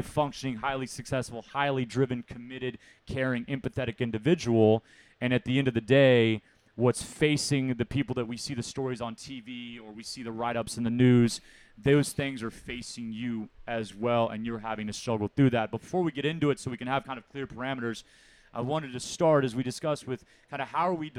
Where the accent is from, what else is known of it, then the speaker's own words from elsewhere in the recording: Houston, Texas, United States; also born or lived in Fort Worth, Texas; born in Fort Worth, Texas, but born and raised in Houston, Texas